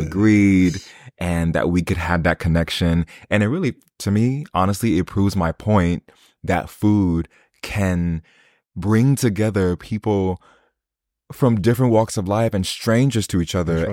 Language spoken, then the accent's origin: English; United States; moved away as an adult; now in London, United Kingdom; I always expect to be the only American in the room, especially the only black American in the room